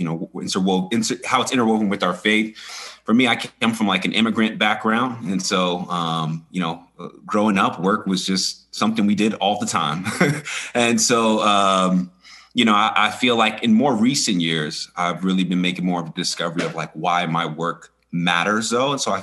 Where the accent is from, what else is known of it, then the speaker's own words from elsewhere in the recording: New York City, New York, United States; moved away as an adult; now in Arizona, United States; I'm from the Bronx, New York. I moved to Arizona in 2014